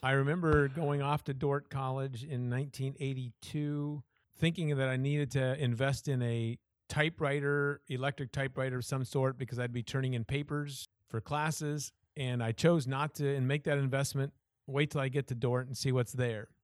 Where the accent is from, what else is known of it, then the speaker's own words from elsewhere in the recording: Iowa, United States; moved away as an adult; also born or lived in Washington / Southern California / Chicago area; I was born and raised in Iowa